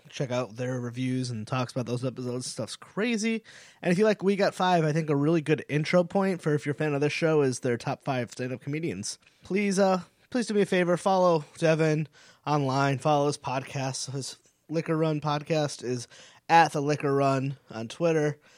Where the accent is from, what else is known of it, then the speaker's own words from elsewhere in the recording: Connecticut, United States; now in Rhode Island, United States; I'm from New England. I, I, I'm from Connecticut. I live in Rhode Island